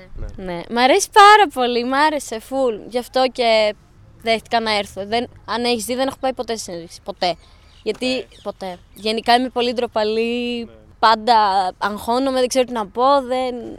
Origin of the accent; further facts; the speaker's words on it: Larissa, Thessaly, Greece; Εγώ είμαι από Λάρισα